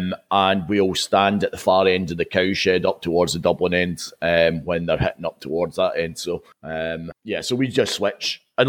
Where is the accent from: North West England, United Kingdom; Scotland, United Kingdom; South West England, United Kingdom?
Scotland, United Kingdom; Paisley; I was originally from Paisley